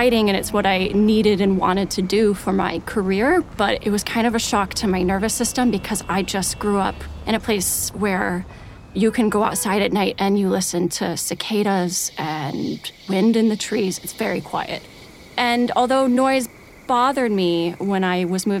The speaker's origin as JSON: {"language": "English", "region": "Iowa", "country": "United States", "tie": "born or raised there", "also_born_or_lived": "Minnesota", "moved": "as an adult", "said": "I grew up in Iowa in a really quiet place and a really quiet family."}